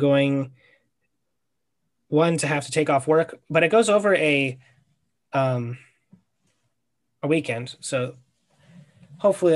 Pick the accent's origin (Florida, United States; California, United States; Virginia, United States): Virginia, United States; we're from Virginia